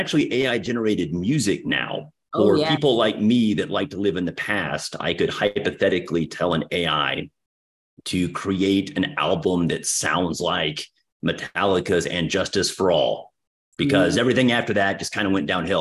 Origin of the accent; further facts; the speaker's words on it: Texas, United States; accent: Texas; my horrendous Texas accent